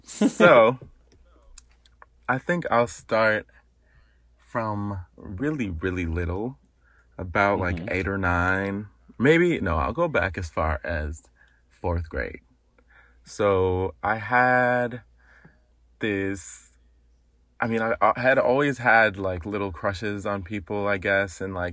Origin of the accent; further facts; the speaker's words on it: Madison, Wisconsin, United States; In Wisconsin, in Madison, Wisconsin.